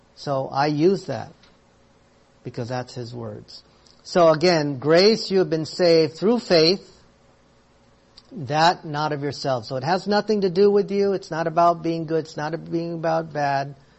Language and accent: English; United States; I am American because I was born here in the States